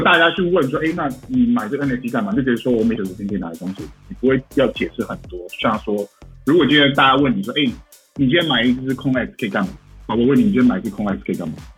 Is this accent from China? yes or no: no; Taiwan; moved away as an adult; 其实我也是台湾长大的，然后大学的时候出国去念嘛